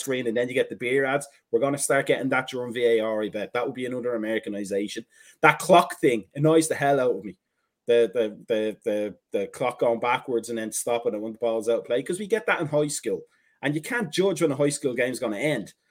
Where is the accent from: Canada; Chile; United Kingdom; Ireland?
Ireland; now in United States; we're Irish